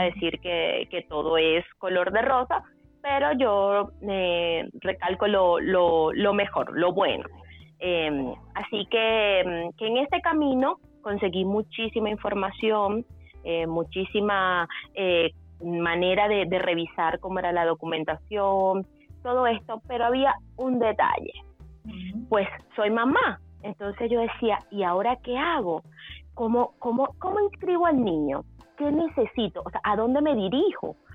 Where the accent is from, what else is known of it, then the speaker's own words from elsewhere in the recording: Guatire, Miranda, Venezuela; moved away as an adult; also born or lived in Caracas / Guarenas; now in Chile; soy venezolana, em, nací en Caracas, pero eh, me crié en, la zona del estado Miranda, entre Guarenas y Guatire.